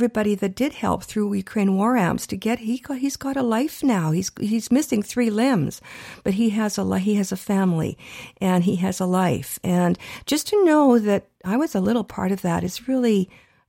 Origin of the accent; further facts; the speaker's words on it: Canada; we're Canadian born